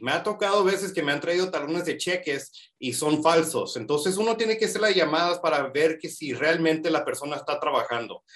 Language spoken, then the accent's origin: Spanish; Calexico, California, United States; moved away as an adult; now in Las Vegas, United States; yo originalmente soy de Calixco, California, es una ciudad muy pequeña en California, a, acercado a la frontera. Mi mamá viene de Mexicali, ma, a México, que esta es la ciudad que sigue, a, entrando a México. Y pues, eh, me crié en Calixco